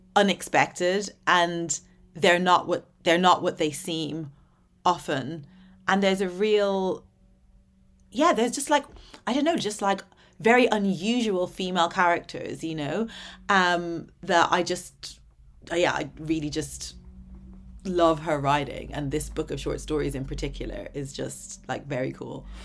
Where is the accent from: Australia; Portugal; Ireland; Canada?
Ireland; also born or lived in Dublin / Atlanta, Georgia; growing up in Ireland